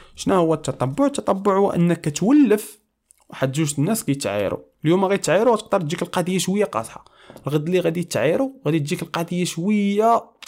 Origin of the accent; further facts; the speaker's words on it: Morocco; moved away; عندنا في المغرب